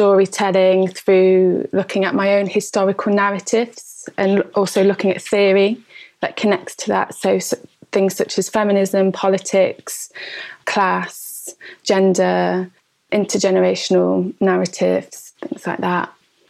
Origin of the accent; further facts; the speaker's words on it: Derby, East Midlands, United Kingdom; I come from Derby in the East Midlands.